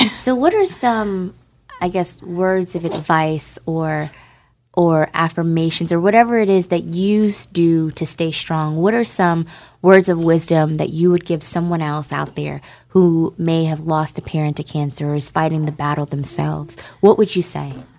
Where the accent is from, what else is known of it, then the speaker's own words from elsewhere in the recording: Newark, New Jersey, United States; moved away; I'm from New Jersey